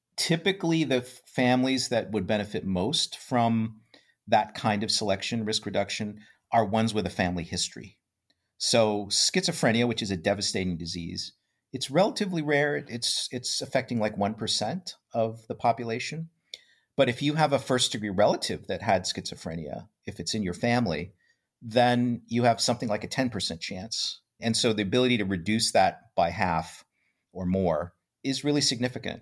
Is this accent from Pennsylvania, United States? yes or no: no; Iowa, United States; I grew up in Iowa, in a, you know, little, very bucolic, small town environment